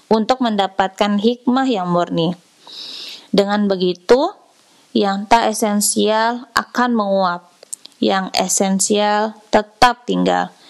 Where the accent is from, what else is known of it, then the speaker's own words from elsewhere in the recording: Tasikmalaya, West Java, Indonesia; saat aku pulang ke desaku di sudut Tasikmalaya, aku melihat hidup orang-orang biasa yang bertani dan berkebun tetap berjalan seperti normalnya.